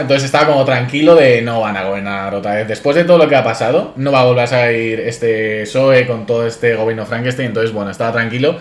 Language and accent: Spanish; Madrid, Community of Madrid, Spain; yo como madrileño